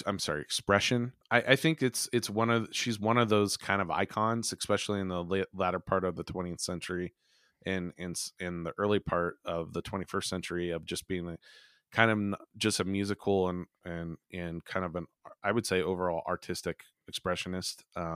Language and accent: English; Farmville, United States; I grew up in Farmville, and any of these kids or stuff like that, if you did anything or liked even weird music, I grew up in a town of 1,200 people, folks.